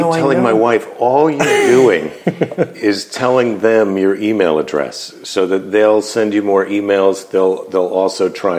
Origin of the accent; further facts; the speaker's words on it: United States; I'm American, you're Canadian.